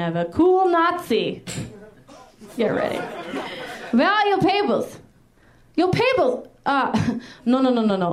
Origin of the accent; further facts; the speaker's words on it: Minneapolis, Minnesota, United States; moved away; I'm from Minnesota originally. I'm from Minneapolis